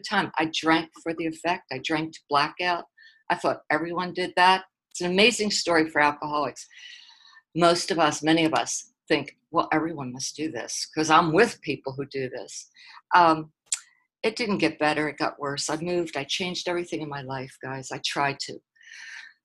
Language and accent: English; Philadelphia, Pennsylvania, United States; now in Dallas, United States; I grew up on the East Coast. I grew up in a rough little neighborhood called South Philly